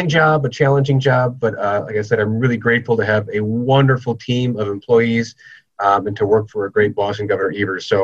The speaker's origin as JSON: {"language": "English", "town": "Green Bay", "region": "Wisconsin", "country": "United States", "tie": "born or raised there", "also_born_or_lived": "Madison, Wisconsin / Door County, Wisconsin", "said": "I grew up in Green Bay, Wisconsin, went to college in Madison"}